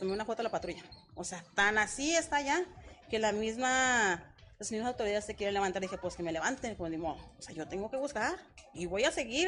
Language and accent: Spanish; Torreón, Coahuila, Mexico; De Torreón